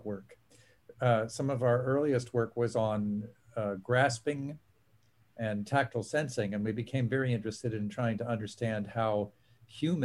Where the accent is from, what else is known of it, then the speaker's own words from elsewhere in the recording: Pittsburgh, Pennsylvania, United States; moved away; I grew up in Pittsburgh, Pennsylvania